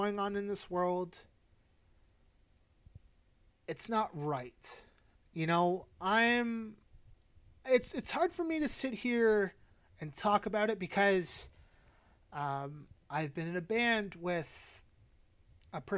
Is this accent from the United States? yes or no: no; Canada; I am a white guy and I'm Canadian